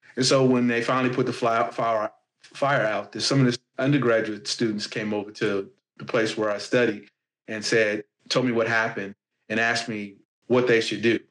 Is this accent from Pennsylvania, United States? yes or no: no; Gary, Indiana, United States; I'm a guy from Gary, Indiana